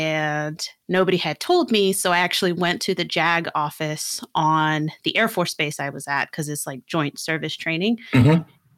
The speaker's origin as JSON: {"language": "English", "region": "California", "country": "United States", "also_born_or_lived": "Pennsylvania", "moved": "yes", "said": "I was graduating high school from Pennsylvania, but I'm actually from California."}